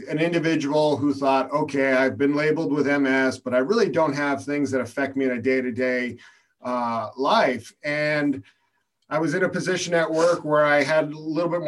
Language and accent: English; Arizona, United States; I grew up in Arizona